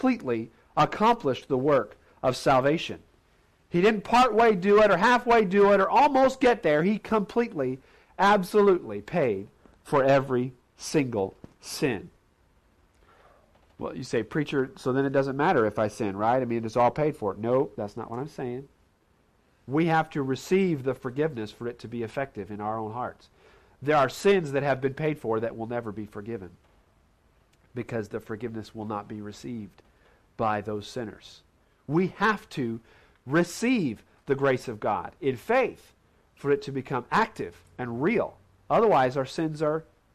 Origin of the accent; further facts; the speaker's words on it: Indiana, United States; Growing up in Indiana, Hoosier boy, we played basketball all the time